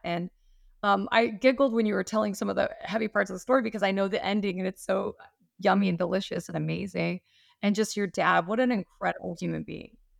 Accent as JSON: {"language": "English", "region": "Utah", "country": "United States", "moved": "yes", "lives_now": "Hawaii, United States", "said": "I'm from Utah"}